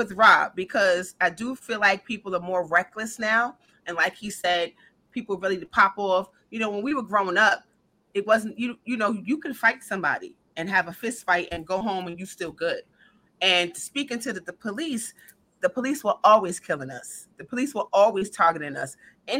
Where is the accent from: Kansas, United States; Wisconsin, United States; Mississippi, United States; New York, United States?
New York, United States; New York City; we're from New York